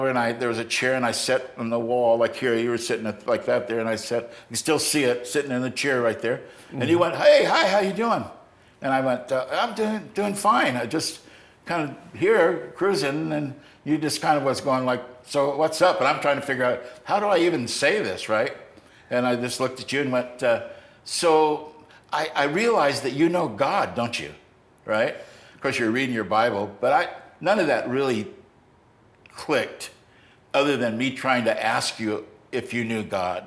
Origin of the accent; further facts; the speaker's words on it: United States; I'm an American